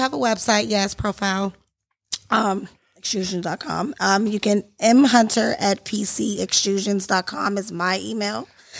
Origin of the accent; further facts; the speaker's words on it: Washington, District of Columbia, United States; now in Powder Springs, United States; Well, actually, I'm originally from D.C., so all of Georgia is new to me